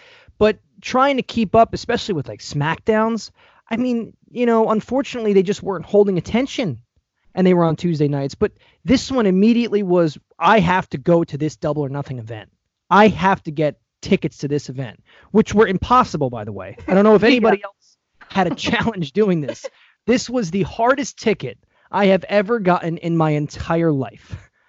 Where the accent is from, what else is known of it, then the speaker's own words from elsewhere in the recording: New Jersey, United States; also born or lived in Las Vegas / Chicago; So I grew up in New Jersey. I went to college in Las Vegas, and then I finished my college career in Chicago with you.